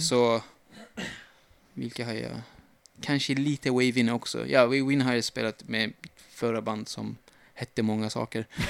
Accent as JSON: {"language": "Swedish", "region": "Kurdistan", "country": "Turkey", "tie": "born or raised there", "also_born_or_lived": "Uppsala, Sweden", "second_language": "Swedish", "moved": "as an adult", "lives_now": "Sweden", "said": "Jag är kurd, som ja. sagt. Eh, så min, min mamma och min mormor som bodde med oss pratade kurdiska hela tiden"}